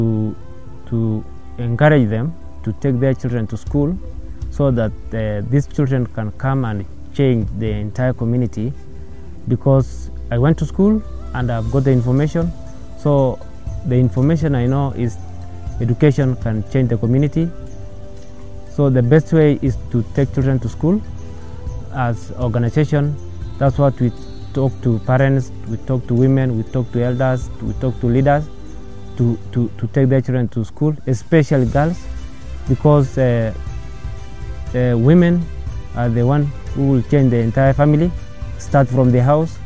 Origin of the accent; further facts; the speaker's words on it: Kases, West Pokot County, Kenya; I was born in Kases village and in Kiwawa location, North Pokot district, West Pokot County. So I was raised in Kases